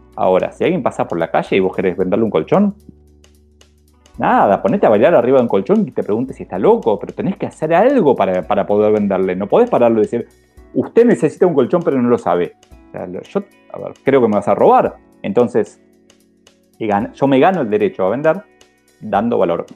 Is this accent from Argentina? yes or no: yes; Argentina; nos pasa tanto en Argentina